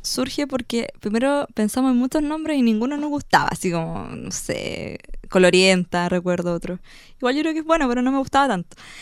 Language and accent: Spanish; Chiguayante, Biobío, Chile; Yo soy de Chihuayante, entonces lo hacía en el sector de Chihuayante